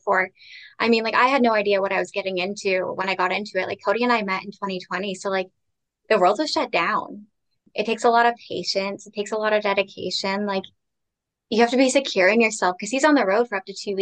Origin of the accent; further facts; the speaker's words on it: Toronto, Ontario, Canada; I am from Toronto, up here in Canada.